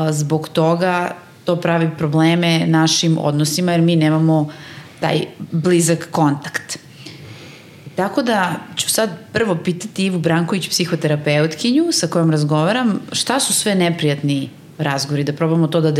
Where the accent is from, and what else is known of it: Serbia